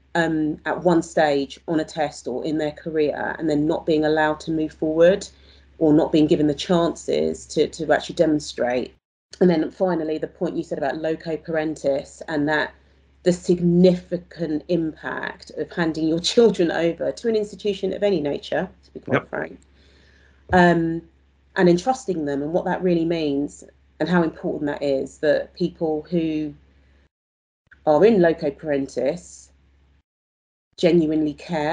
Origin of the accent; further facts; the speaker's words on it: London, United Kingdom; I'm from South East London too